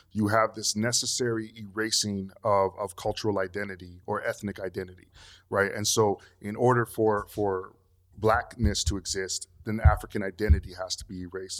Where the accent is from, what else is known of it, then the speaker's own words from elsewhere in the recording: Canada; moved away as an adult; also born or lived in Togo (ancestry); now in Los Angeles, United States; I grew up in Canada